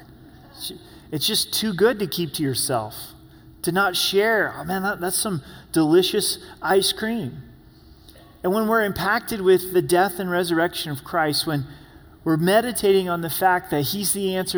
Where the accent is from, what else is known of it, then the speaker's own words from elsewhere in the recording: Oregon, United States; I'm from Oregon